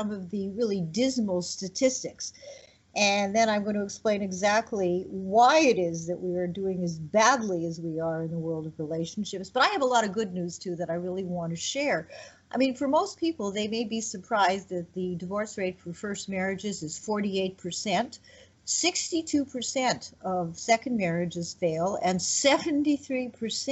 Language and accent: English; Canada; moved away; also born or lived in Quebec; I'm Canadian